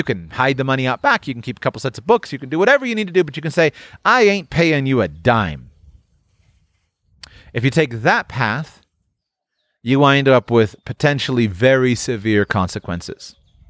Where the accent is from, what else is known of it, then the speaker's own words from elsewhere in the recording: United States; born there; Think about a guy like me, right? I was born in the United States.